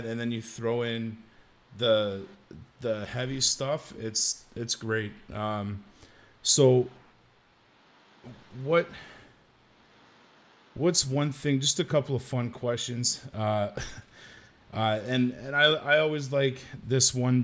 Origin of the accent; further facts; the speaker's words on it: Oshawa, Ontario, Canada; Oshawa, Ontario